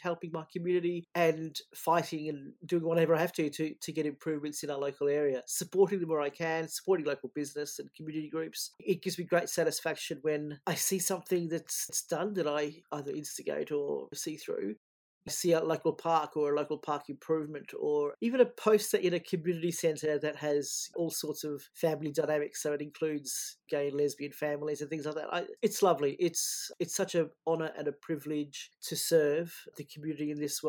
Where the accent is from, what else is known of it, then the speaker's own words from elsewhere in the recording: Altona, Victoria, Australia; I was born here in Altona in Melbourne's West, and where I now represent as a councillor.